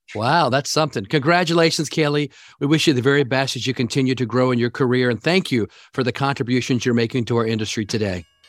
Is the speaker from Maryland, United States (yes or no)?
yes; Maryland, United States; Harford County, Maryland, my home state